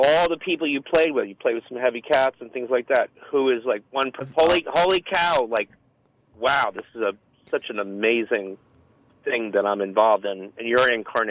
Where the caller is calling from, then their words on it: Rockland County, New York, United States; I'm calling from Rockland County.